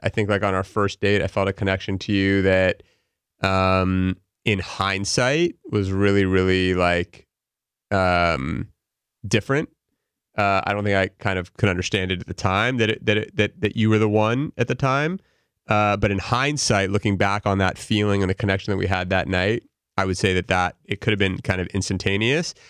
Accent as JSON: {"language": "English", "town": "Los Angeles", "region": "California", "country": "United States", "tie": "born or raised there", "also_born_or_lived": "Pennsylvania", "said": "I grew up in L A, uh, born and raised here, lived here my entire life through high school"}